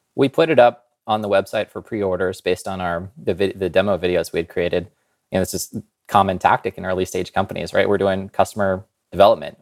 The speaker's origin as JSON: {"language": "English", "region": "Kansas", "country": "United States", "tie": "born or raised there", "said": "I grew up in Kansas"}